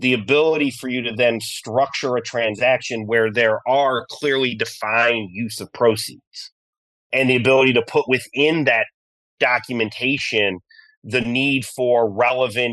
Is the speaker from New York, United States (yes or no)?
yes; Geneva, New York, United States; I am a proud upstate New Yorker. I grew up in a small town in the Finger Lakes in Geneva, New York